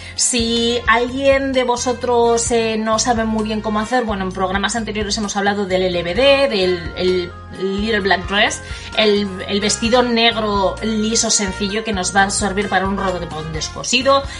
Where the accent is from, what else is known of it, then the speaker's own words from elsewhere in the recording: Bilbao, Basque Country, Spain; now in United States; Yo soy de Bilbao, aunque estoy en Estados Unidos como todos sabéis